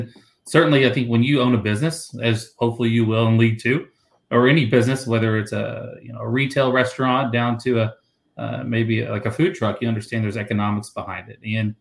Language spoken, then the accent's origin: English; Kentucky, United States; Kentucky, my home state